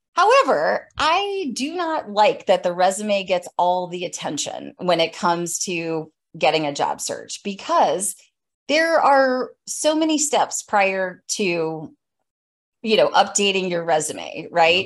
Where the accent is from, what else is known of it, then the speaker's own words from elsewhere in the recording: Atlanta, Georgia, United States; I hail from Atlanta, Georgia